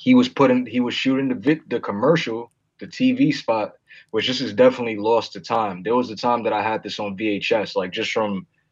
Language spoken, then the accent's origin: English; New York City, New York, United States; growing up in Harlem